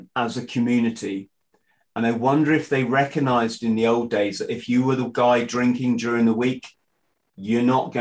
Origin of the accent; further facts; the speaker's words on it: England, United Kingdom; as the English guy